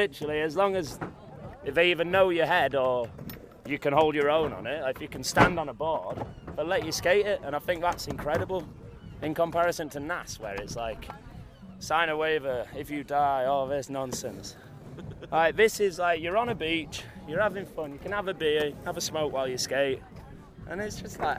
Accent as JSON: {"language": "English", "region": "England", "country": "United Kingdom", "said": "I'm from Wakefield, Manchester."}